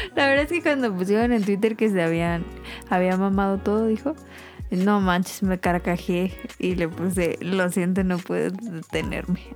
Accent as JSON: {"language": "Spanish", "country": "Mexico", "said": "como mexicanos"}